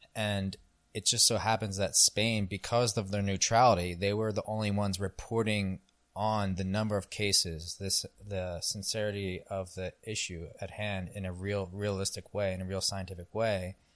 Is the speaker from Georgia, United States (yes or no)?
no; New Jersey, United States; accent: South Jersey accent or Philadelphia accent; first language English; moved away; also born or lived in Los Angeles County, United States; I grew up in New Jersey, which is on the East Coast of America